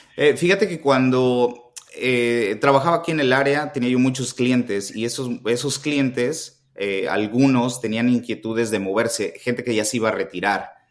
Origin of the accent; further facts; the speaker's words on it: Xalapa, Veracruz, Mexico; moved away as an adult; now in United States; nos fuimos para Jalapa, Veracruz, que es de donde soy yo, y ahí cursé mis tres años